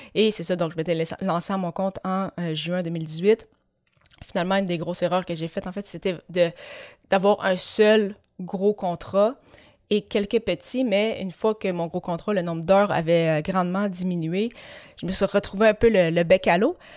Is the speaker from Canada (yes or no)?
yes; Granby, Quebec, Canada; also born or lived in La Tuque, Mauricie, Quebec; J'ai par la suite déménagé à Granby où j'ai vécu pendant plus de 17 ans et demi